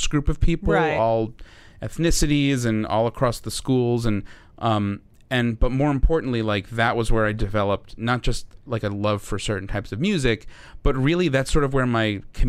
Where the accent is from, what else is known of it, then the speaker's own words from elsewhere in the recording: New York City, New York, United States; being a New Yorker